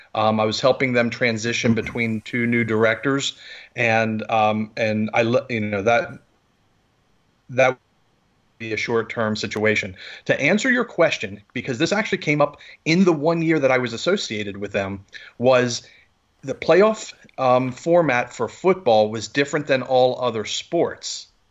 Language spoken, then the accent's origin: English; Maryland, United States; I'm from Maryland